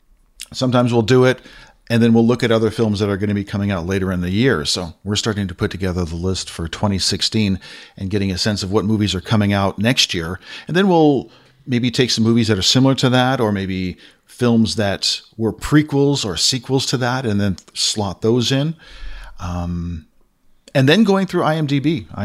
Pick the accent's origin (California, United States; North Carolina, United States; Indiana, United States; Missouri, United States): California, United States; Castro Valley; Then growing up in the States, we used to have this channel in the Bay Area. Used to live in a place, you may know of it. It's not too far from Oakland and the Hayward area, and it's called Castro Valley.